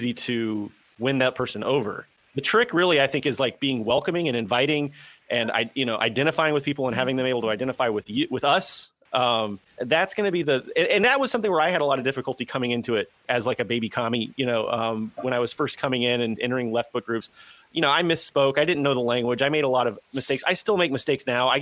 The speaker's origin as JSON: {"language": "English", "region": "Southeast United States", "country": "United States", "said": "I'm from the Southeast United States"}